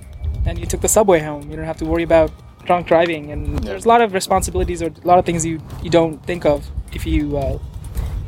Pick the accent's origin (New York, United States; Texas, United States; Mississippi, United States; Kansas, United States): New York, United States; New York City; moved away as an adult; now in St. Louis, United States; I grew up in New York City and I moved here in my late 20s